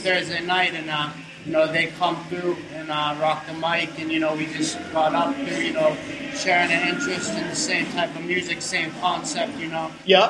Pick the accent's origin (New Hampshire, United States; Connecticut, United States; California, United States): New Hampshire, United States; Hampton; I'm from Hampton.